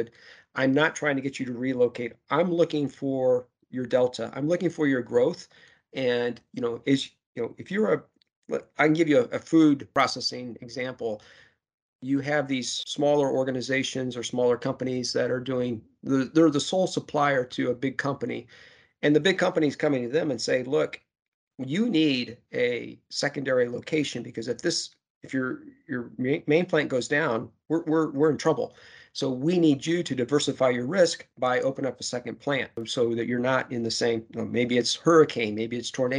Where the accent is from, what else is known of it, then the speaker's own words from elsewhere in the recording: Iowa, United States; now in Missouri, United States; I'm in Missouri. I'm from Iowa.